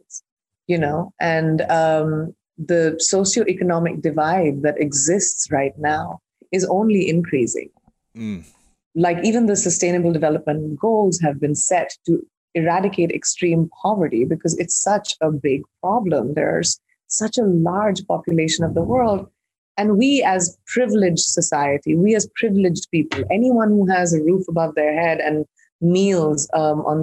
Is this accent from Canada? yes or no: no; India; I'm an Indian who's grown up in India